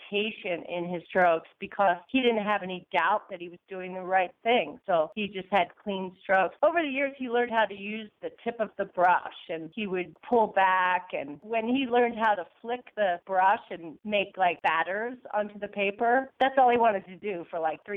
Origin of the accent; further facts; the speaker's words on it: New York, United States; moved away; I'm from New York, originally